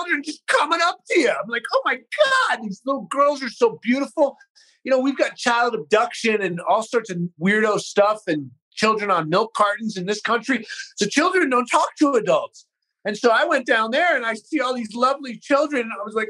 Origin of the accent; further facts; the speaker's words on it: Bay Area, California, United States; moved away as an adult; also born or lived in East Coast / Haight-Ashbury, San Francisco / Marin County / Los Angeles; Grew up in the Bay Area.